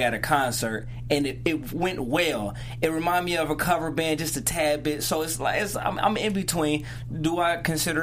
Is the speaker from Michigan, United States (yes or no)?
yes; Detroit, Michigan, United States; I am from Detroit, Michigan